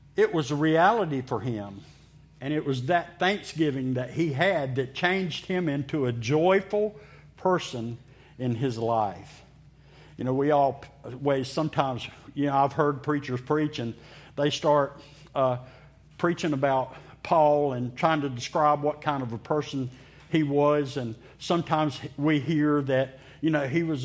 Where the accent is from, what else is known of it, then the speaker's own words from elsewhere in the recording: Meridian, Mississippi, United States; I grew up in Mississippi, in Meridian, Mississippi